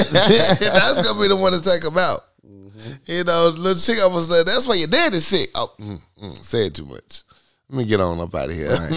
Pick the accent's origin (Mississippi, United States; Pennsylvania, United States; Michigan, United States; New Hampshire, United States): Pennsylvania, United States; Philadelphia; I'm Philly. I'm from Philly. Yo, I'm from West Philly.